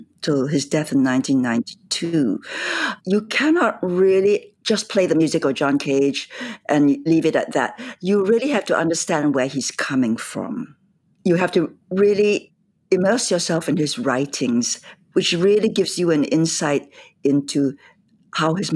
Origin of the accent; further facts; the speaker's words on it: Singapore; moved away; I grew up in Singapore in the last days of empire